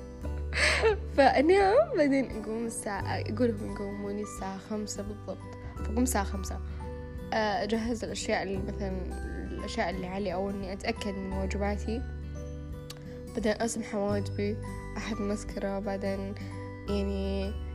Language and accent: Arabic; Riyadh, Riyadh Province, Saudi Arabia; انا من الرياض